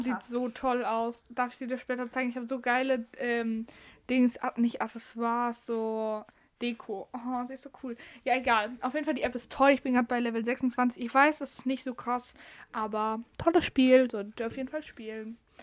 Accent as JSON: {"language": "German", "region": "Northern Germany", "country": "Germany", "said": "ich komme aus dem Norden und da heißt es Karneval"}